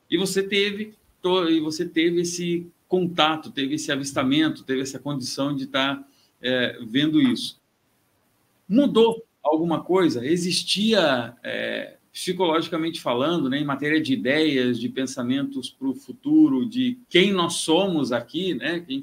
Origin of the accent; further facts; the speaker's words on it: Cachoeira do Sul, Rio Grande do Sul, Brazil; Eu também sou natural do Rio Grande do Sul, sou de Cachoeira do Sul, uma cidade lá no centro do estado.